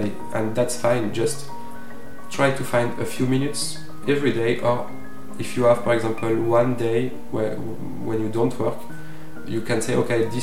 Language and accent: English; Provence-Alpes-Côte d'Azur, France; from Provence